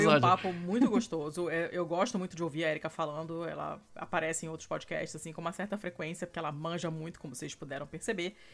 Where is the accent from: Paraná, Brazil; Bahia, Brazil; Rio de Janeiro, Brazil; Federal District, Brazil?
Rio de Janeiro, Brazil; accent: carioca; moved away; quando eu tô falando com outros cariocas, o meu sotaque vai se intensificando.